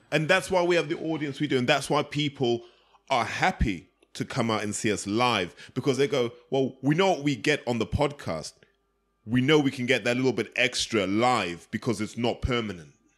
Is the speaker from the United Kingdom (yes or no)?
yes; United Kingdom; We're all British